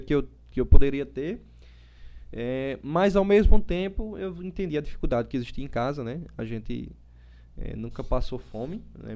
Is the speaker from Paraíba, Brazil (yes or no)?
yes; João Pessoa, Paraíba, Brazil; also born or lived in Recife; E aí vim para aqui bem cedo, né, para João Pessoa, mas João Pessoa é minha terra